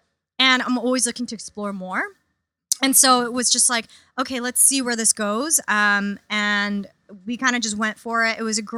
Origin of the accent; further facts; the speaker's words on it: New York City, New York, United States; I grew up in Queens, super diverse.